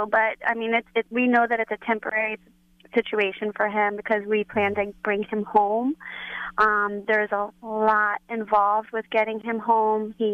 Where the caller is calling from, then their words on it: New Jersey, United States; we're calling from New Jersey.